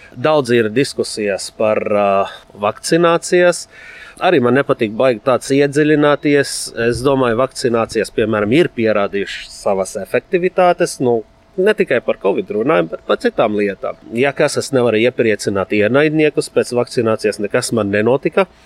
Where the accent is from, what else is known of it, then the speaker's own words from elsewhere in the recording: Lebanon; Latvian is a second language; moved away as an adult; now in Latvia; Esmu dzimis Libānā, atbraucis sākotnēji mācīties